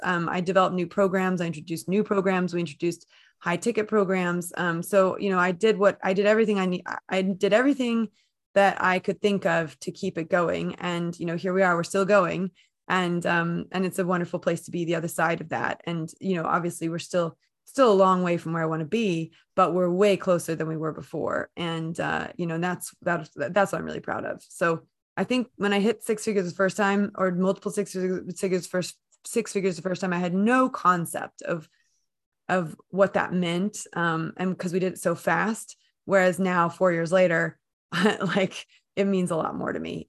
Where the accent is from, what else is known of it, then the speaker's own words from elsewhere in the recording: United States; accent: American; moved away as an adult; now in United Kingdom; I'm based in the U K, despite my American accent